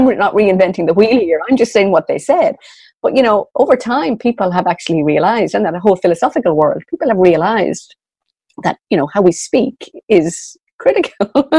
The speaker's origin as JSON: {"language": "English", "town": "Sligo", "region": "Connacht", "country": "Ireland", "said": "I explained that I was from Sligo, the northwest of Ireland, he said he was familiar with it"}